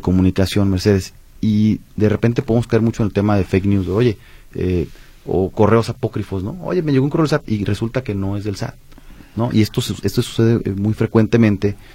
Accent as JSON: {"language": "Spanish", "country": "Mexico", "said": "como mexicanos"}